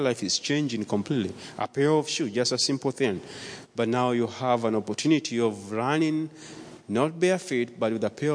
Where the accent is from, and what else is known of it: Nairobi, Kenya; born or raised there; moved away